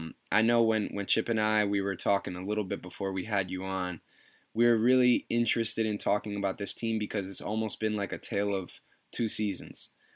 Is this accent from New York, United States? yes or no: yes; Westchester, New York, United States; I grew up down in Westchester.